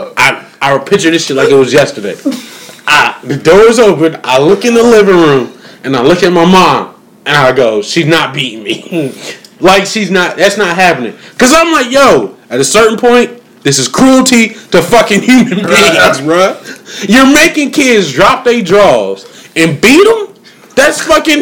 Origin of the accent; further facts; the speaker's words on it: Springfield, Massachusetts, United States; moved away; I'm from Springfield, Massachusetts, birthplace of basketball